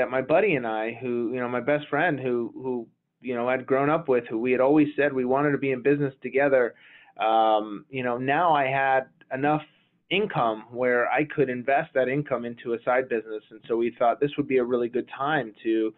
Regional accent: Las Vegas, Nevada, United States; growing up in Las Vegas, I wound up graduating high school and then going to UNLV

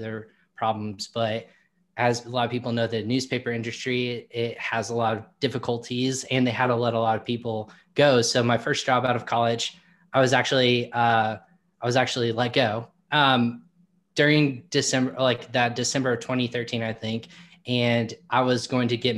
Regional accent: Indiana, United States; I'm from Indiana

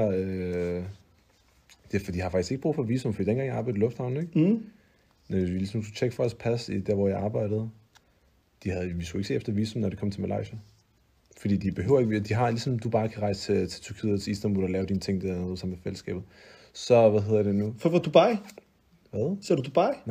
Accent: Denmark

